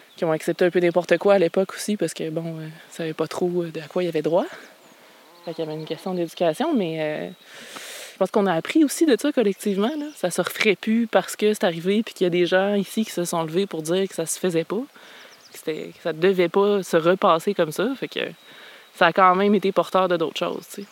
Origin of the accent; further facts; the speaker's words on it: Quebec City, Quebec, Canada; moved away as an adult; also born or lived in Anse-au-Griffon, Quebec; now in Gaspé, Canada; je suis née à Québec